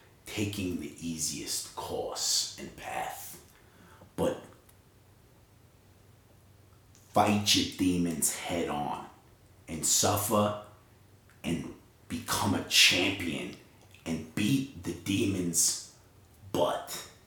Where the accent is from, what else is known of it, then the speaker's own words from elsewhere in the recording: Utah, United States; We're from Utah. If you don't know where that's at, if you've ever heard of Las Vegas, we're sort of over that, in that region.